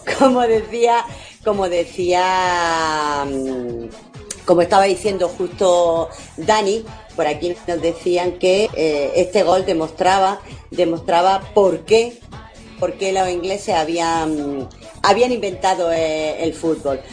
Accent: Spain; los raros parece que somos los españoles

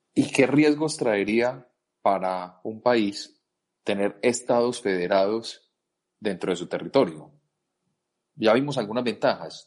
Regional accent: Antioquia, Colombia; Nosotros, eh, como antioqueños

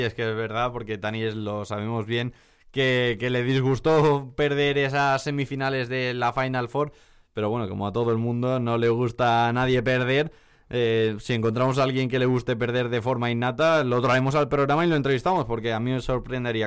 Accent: Alicante, Valencian Community, Spain; yo soy de Alicante

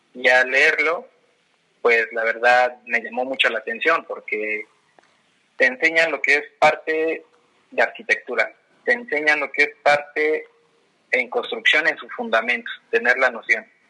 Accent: Toluca, State of Mexico, Mexico; soy orgullosamente de Toluca

